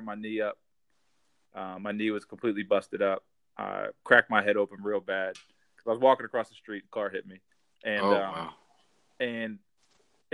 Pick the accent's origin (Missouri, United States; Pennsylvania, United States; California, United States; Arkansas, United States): Pennsylvania, United States; Central; also born or lived in Harrisburg, Pennsylvania; now in Philadelphia, United States; I grew up in Central Pennsylvania